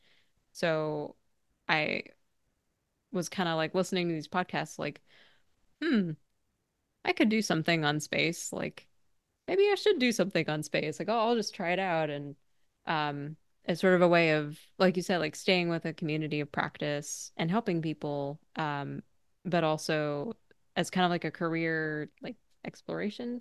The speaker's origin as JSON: {"language": "English", "region": "Arizona", "country": "United States", "tie": "born or raised there", "moved": "as an adult", "lives_now": "East Coast, United States", "said": "I grew up in Arizona"}